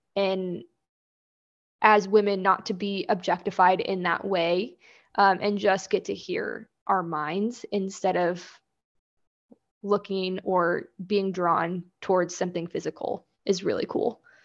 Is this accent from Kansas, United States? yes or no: yes; Kansas, United States; also born or lived in Florida / Seattle; I, born and raised in Kansas, have lived here almost my entire life